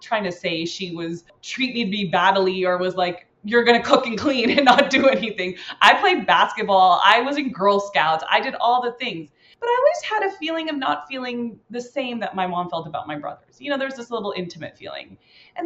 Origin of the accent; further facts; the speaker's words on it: Cerritos, California, United States; I grew up in Cerritos, California, a very diverse town here in Cali